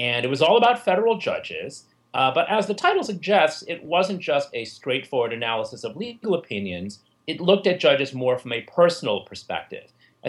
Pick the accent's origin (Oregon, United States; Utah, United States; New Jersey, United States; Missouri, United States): New Jersey, United States; working as a federal prosecutor in my home state of New Jersey.